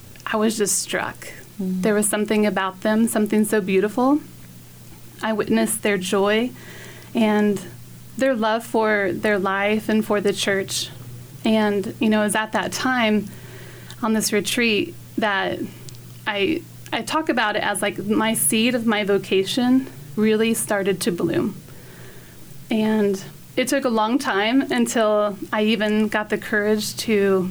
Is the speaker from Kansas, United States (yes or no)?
yes; Colby, Kansas, United States; I grew up in Colby